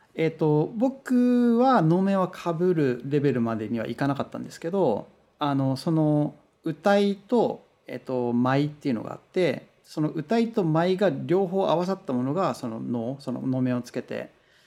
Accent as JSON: {"language": "Japanese", "country": "Japan", "first_language": "Japanese", "moved": "as an adult", "lives_now": "Los Angeles, United States", "said": "僕は日本人で、こう言語は母国語はやっぱ日本語で英語は第二外国語なので"}